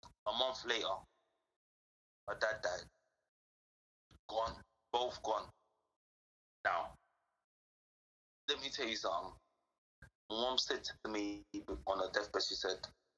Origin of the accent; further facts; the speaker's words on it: London, United Kingdom; I'm from Southeast London